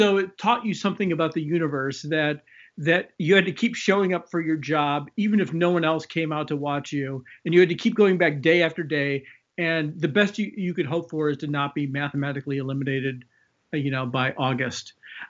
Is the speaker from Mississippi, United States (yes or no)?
no; Chicago, Illinois, United States; Yeah, so I grew up in Chicago. I went to school in the 80s.